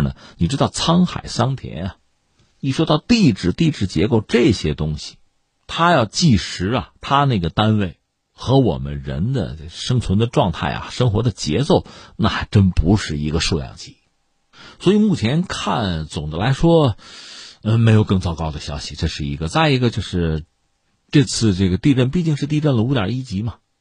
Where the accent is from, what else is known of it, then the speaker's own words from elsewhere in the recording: Tangshan, Hebei, China; 我就是唐山人